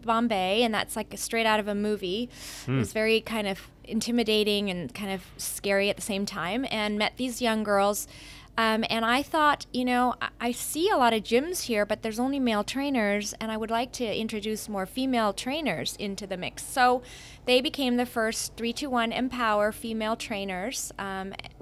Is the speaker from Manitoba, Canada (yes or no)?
no; Brockville, Ontario, Canada; moved away; also born or lived in Germany / India; I went back to small town Ontario, small town I grew up in called Brockville